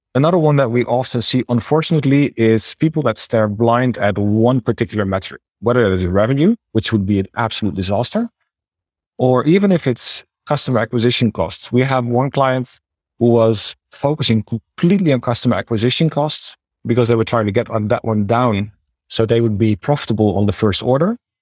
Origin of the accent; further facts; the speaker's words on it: Netherlands; accent: Dutch; moved away as an adult; also born or lived in China / Thailand; now in Budapest, Hungary; As you can probably tell by my name and my accent, I am Dutch